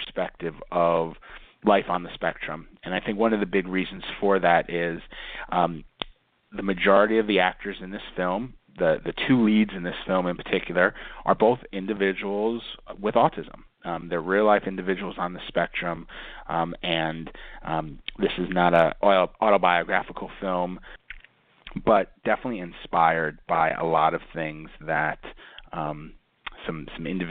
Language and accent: English; New York, United States; growing up in New York